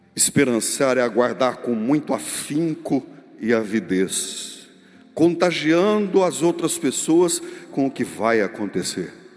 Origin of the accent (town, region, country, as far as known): Brazil